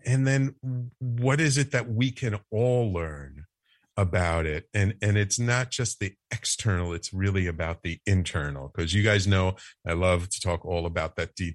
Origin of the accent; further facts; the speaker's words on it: New York City, New York, United States; I grew up in the Bronx